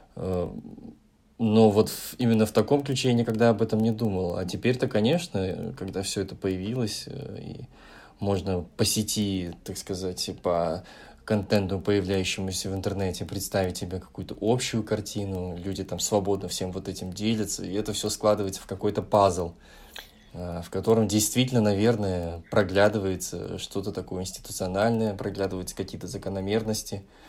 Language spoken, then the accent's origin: Russian; Kazakhstan; у нас, в наших краях